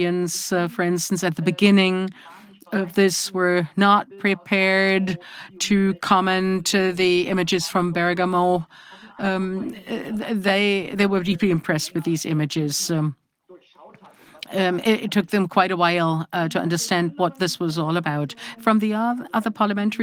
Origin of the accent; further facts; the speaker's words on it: Eschwege, Hesse, Germany; I live in Eschwege, was born there and grew up there